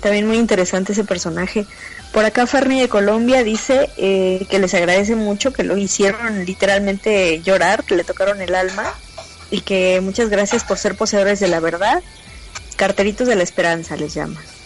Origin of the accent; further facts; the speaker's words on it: Mexico; nuestra cultura mexicana